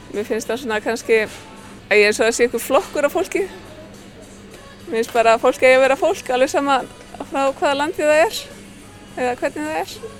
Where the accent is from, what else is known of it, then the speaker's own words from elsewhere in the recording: Húsavík, Northeastern Region, Iceland; moved away as an adult; Ég kem frá Húsavík